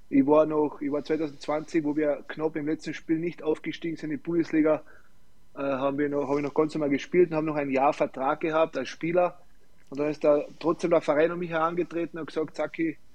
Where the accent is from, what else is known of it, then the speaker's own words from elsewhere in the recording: Klagenfurt, Carinthia, Austria; ich will in Klagenfurt sowieso in meiner Heimat bleiben